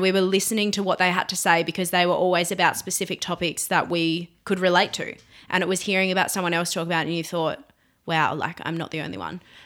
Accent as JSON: {"language": "English", "town": "Burnie", "region": "Tasmania", "country": "Australia", "tie": "born or raised there", "lives_now": "Hobart, Australia", "said": "I was born in Burnie, so the northwest of Tasmania. Um, and yeah, I grew up there."}